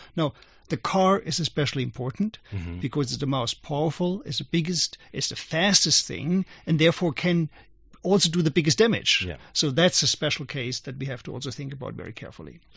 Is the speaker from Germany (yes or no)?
yes; Germany; moved away; when I was young, I grew up in Germany as, as a young boy